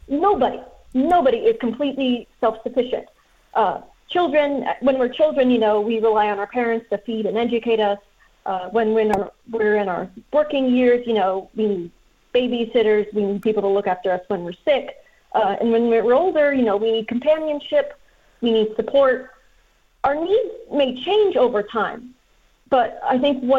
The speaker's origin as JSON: {"language": "English", "country": "United States", "said": "I'm American"}